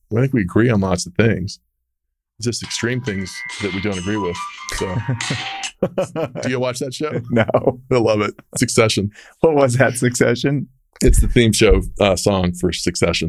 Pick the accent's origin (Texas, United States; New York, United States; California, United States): Texas, United States; Dallas; I'm from Texas.